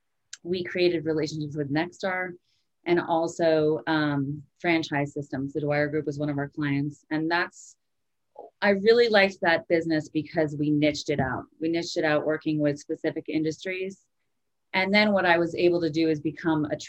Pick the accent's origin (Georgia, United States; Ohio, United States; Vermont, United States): Vermont, United States; I grew up in Vermont. I was born and raised in a small ski town